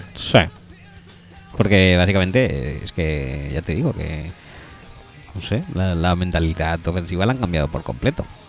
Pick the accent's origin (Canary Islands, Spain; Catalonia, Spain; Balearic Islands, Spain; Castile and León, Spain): Catalonia, Spain; Barcelona; yo soy de Barcelona